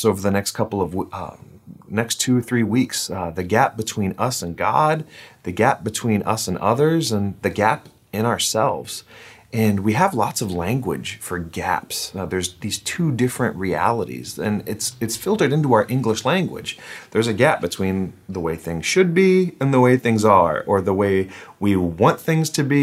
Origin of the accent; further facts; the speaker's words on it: United States; I'm an American